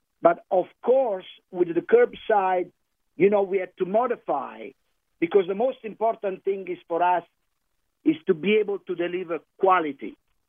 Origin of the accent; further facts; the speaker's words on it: Campania, Italy; But I'm from the Amalfi Coast, I wanted to remind you, and our chef is from Tuscany.